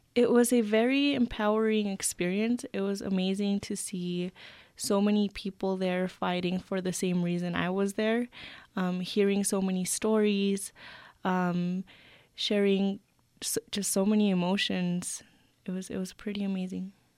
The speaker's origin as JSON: {"language": "English", "town": "Cuauhtémoc", "region": "Chihuahua", "country": "Mexico", "tie": "born or raised there", "also_born_or_lived": "New Mexico", "moved": "yes", "lives_now": "Santa Fe, United States", "said": "I was born in Cuauhtémoc, Chihuahua, and I've been in the United States for approximately fifteen years alongside with my family"}